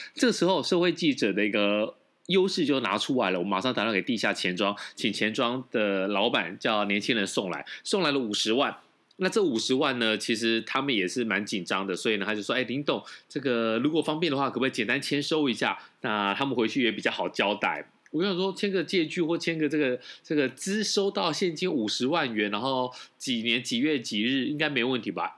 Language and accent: Chinese; Taiwan; 我们台湾人都习惯骑摩托车或者开车嘛，直接停在自己家里的地下室